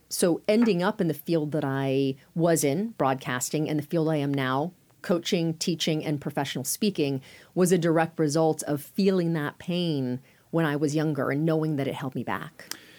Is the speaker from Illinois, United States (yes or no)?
no; Sacramento, California, United States; moved away as an adult; also born or lived in Durham, North Carolina / Phoenix, Arizona; home was Sacramento. I grew up in Northern California.